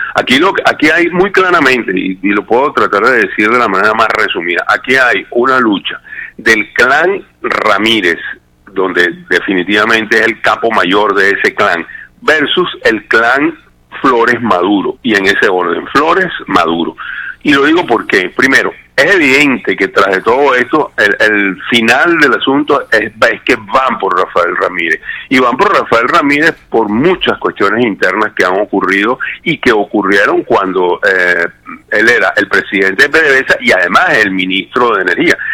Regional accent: Venezuela; para nosotros como ciudadanos venezolanos

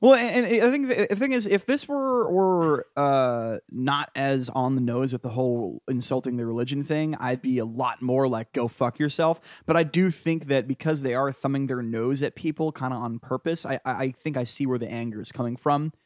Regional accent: New England, United States; I'm from New England

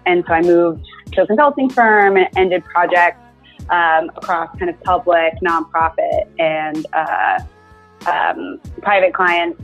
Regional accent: Houston, Texas, United States; I was born in Houston, born and raised to a doctor

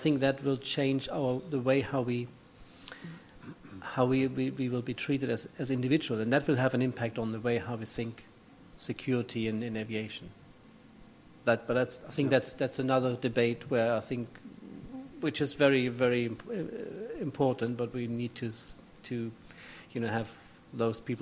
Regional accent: East Germany, Germany; moved away as an adult; now in London, United Kingdom; I grew up in East Germany

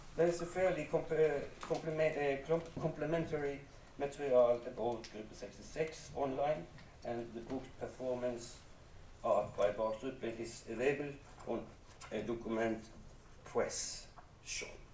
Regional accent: Bergen, Vestland, Norway; I grew up in Bergen in an artistic home

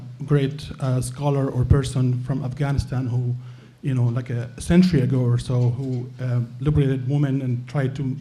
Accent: Syria; now in Boston, United States; I'm from Syria originally

